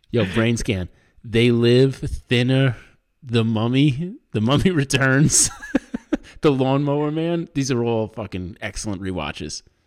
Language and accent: English; Long Island, New York, United States; where I grew up in Long Island